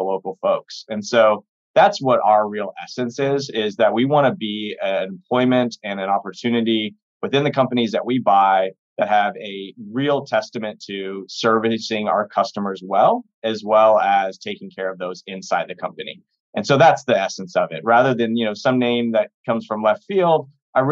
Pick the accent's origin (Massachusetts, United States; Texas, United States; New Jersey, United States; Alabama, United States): Texas, United States; Austin; I was born and raised in Austin, Texas